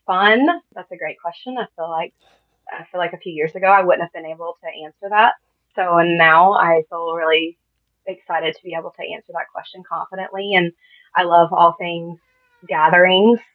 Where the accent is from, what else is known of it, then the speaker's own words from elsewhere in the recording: Augusta, Georgia, United States; I was born and raised in Augusta, Georgia